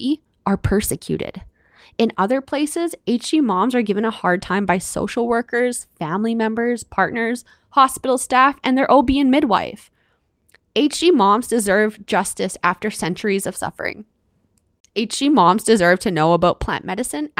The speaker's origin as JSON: {"language": "English", "country": "Canada", "said": "I'm your Canadian host"}